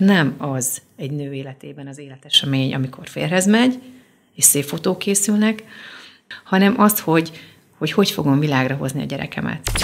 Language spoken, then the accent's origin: Hungarian; Debrecen, Hajdú-Bihar, Hungary; az anyukám Debrecenben, az akkori Bartók kórházban világra hozott